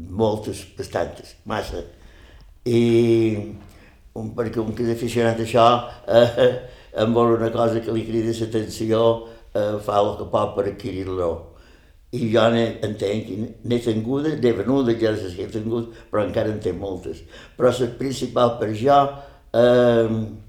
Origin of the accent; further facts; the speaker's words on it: Campos, Balearic Islands, Spain; also born or lived in Ses Salines; Mon pare va ser, es, era el jefe de l'estació d'estrenes de Set Salines i quan tenia 5 anys el van destinar a Campos.